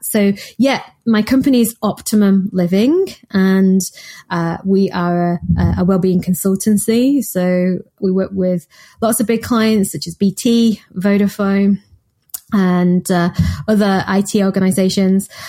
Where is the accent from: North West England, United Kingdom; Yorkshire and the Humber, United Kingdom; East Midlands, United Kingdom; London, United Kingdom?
North West England, United Kingdom; Manchester; I'm from Manchester